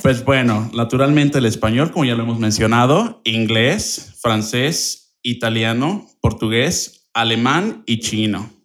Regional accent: Querétaro, Mexico; soy originario de aquí de Querétaro, orgullosamente, claro

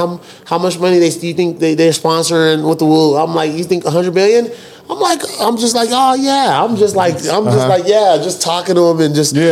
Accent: Dallas, Texas, United States; I was raised in Dallas, grew up in Dallas

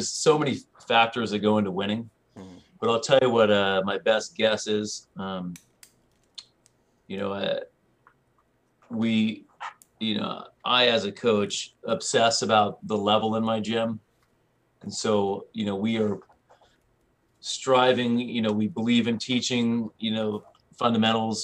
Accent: Santa Barbara, California, United States; I grew up in Santa Barbara, California

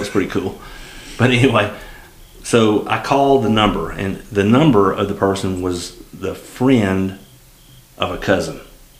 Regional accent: Alabama, United States; I'm from Alabama.

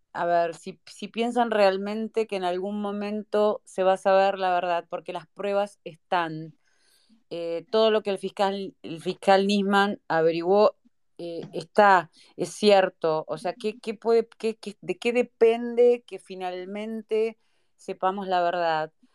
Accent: Argentina; nosotros que somos argentinos, a todo nuestro querido país

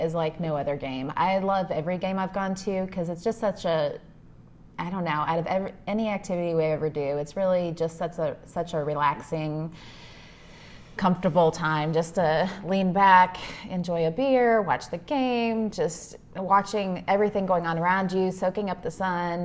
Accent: Henry, Illinois, United States; I grew up in Illinois, um, in the cornfields of Illinois, a small town named Henry

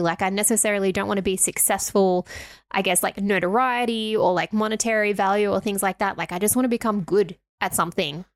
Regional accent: Australia; we are Australian

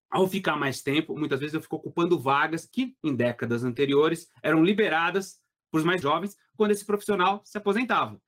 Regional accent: Belo Horizonte, Minas Gerais, Brazil; eu sou de Belo Horizonte, Minas Gerais

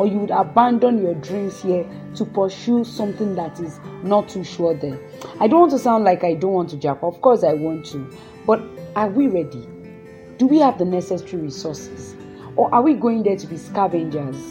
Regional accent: Nigeria; we are Nigerian youth

